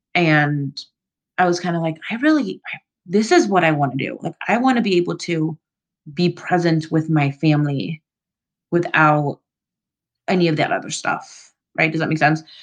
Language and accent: English; Florida, United States; moved away; also born or lived in Central America; I grew up in Florida and then in Central America